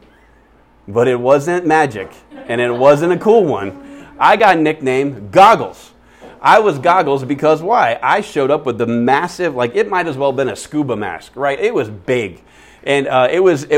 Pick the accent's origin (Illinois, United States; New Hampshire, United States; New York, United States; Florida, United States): Florida, United States; now in Phoenix, United States; I grew up in Florida in the South, and it's really nasty humid